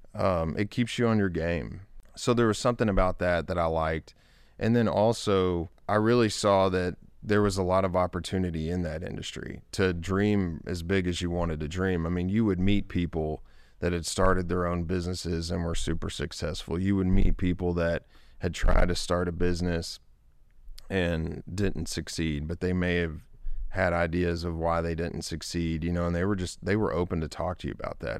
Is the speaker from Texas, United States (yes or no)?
yes; Longview, Texas, United States; was born and raised in Longview, Texas